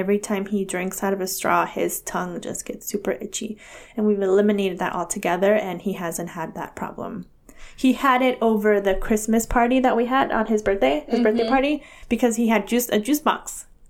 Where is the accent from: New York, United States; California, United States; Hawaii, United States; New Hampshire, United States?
California, United States; born or raised there